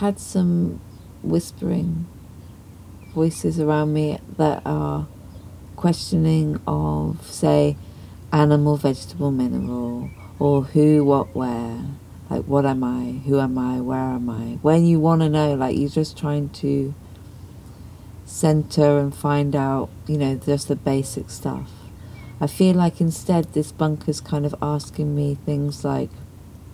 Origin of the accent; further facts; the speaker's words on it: Dartmoor, South West England, United Kingdom; I was from Dartmoor